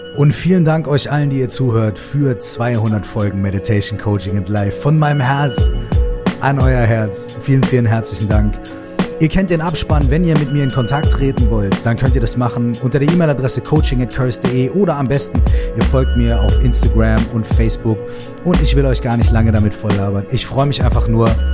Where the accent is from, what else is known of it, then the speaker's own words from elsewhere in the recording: Minden, North Rhine-Westphalia, Germany; wir kommen beide aus der gleichen Stadt. Wir kommen aus Minden